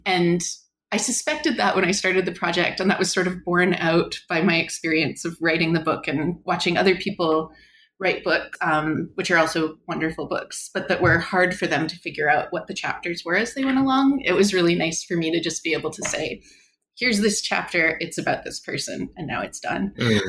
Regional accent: Canada; So I am Canadian. I did my undergraduate degree in Canada

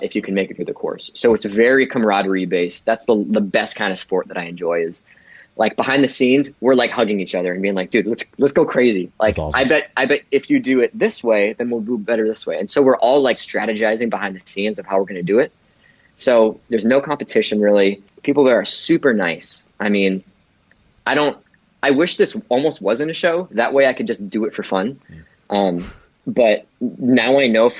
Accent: United States; I'm going to talk as an American

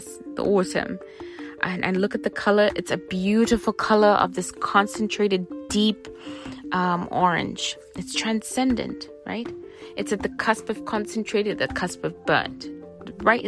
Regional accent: Zimbabwe; moved away; I grew up in Zimbabwe, and so I do have some British influences in my upbringing

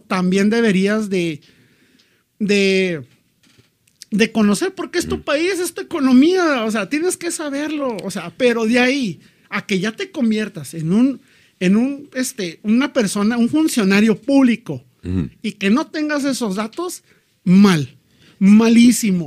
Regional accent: Mexico; En México nos reímos de nosotros mismos

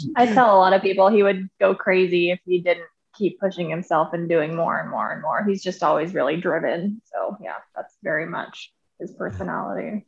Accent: Norton, Kansas, United States; I'm from Norton, Kansas, population like 3,000

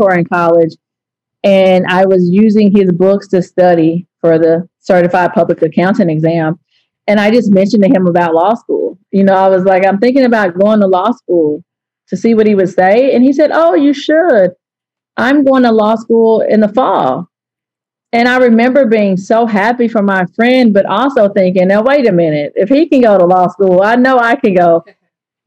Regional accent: East Texas, United States; I'm from East Texas.

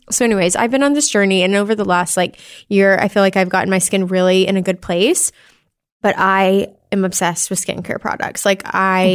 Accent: Arkansas, United States; I'm from Arkansas

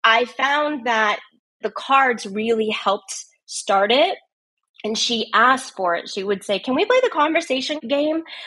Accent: United States; I'm from the United States

